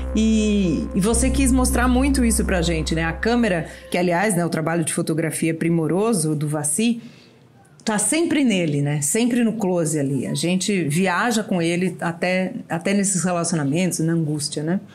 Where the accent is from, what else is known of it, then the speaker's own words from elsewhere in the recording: Brazil; nós brasileiros